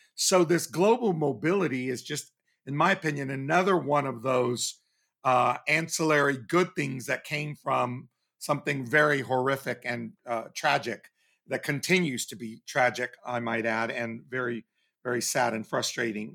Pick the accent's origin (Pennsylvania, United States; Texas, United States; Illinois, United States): Texas, United States; growing up in Texas